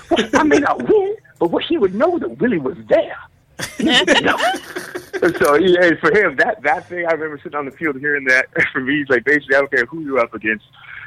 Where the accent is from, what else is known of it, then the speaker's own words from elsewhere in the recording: Canada; Can I tell you, I'm sorry, I don't know any guns. I'm Canadian.